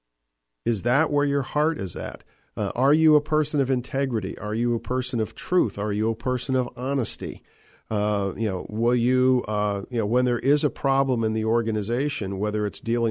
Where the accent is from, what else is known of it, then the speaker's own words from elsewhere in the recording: Western Pennsylvania, United States; when I was a little boy growing up in Western Pennsylvania